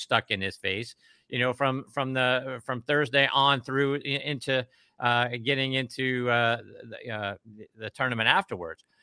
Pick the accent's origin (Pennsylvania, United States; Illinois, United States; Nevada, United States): Pennsylvania, United States; Pittsburgh; moved away; I'm originally from Pittsburgh, Oakmont, just down the road